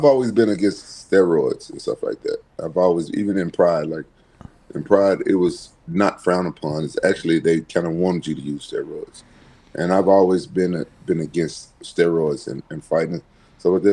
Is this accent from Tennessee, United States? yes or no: yes; Memphis, Tennessee, United States; growing up in Memphis